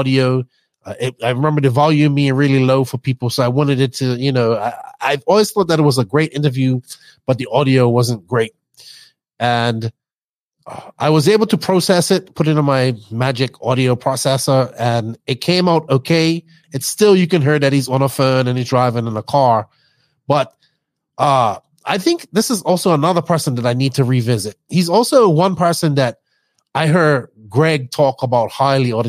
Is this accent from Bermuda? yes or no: yes; Bermuda; accent: Bermudian; I tried to hide my accent a lot, because my Bermudian accent, sometimes I talk too fast. Even now, I'm not talking in my full Bermudian accent